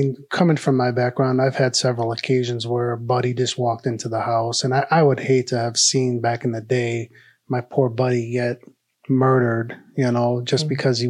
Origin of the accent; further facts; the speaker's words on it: Detroit, Michigan, United States; We grew up in Detroit